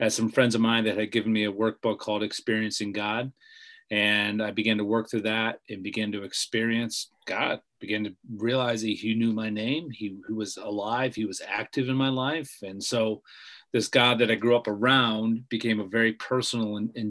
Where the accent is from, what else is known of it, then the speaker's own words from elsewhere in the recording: Bumpville, Pennsylvania, United States; moved away as an adult; also born or lived in Orlando, Florida / Grand Rapids, Michigan; I grew up in Bumpville, Pennsylvania on a farm